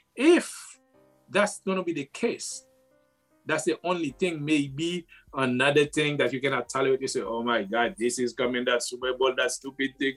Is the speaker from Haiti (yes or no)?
yes; Haiti; moved away; I was born and raised in Haiti.